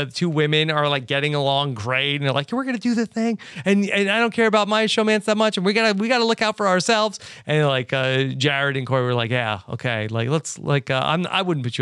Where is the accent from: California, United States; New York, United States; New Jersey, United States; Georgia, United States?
New York, United States; New York City; moved away; back to my hometown. And so we will be in New York City